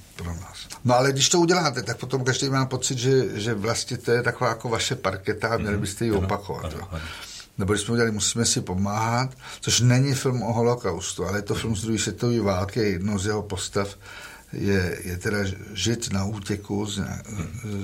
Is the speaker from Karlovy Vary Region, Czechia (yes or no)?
no; Prague, Czechia; já jsem celoživotně z Prahy, z Prahy pět, chodil jsem tady na Santošku